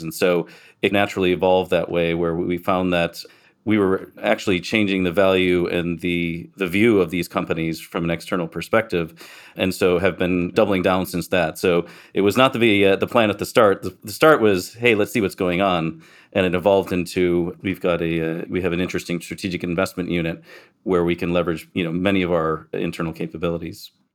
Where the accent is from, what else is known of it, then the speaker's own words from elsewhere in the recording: Michigan, United States; accent: American; moved away as an adult; also born or lived in Miami / San Diego; now in Cayman Islands; I grew up in Michigan, went south to Miami